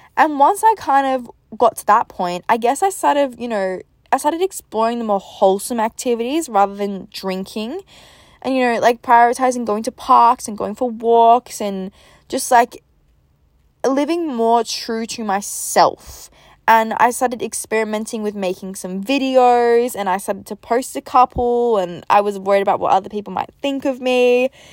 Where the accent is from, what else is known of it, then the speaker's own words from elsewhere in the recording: Melbourne, Victoria, Australia; moved away as an adult; also born or lived in Gold Coast, Queensland; I'm originally from Melbourne in Australia, but I moved to the Gold Coast, so, like, Queensland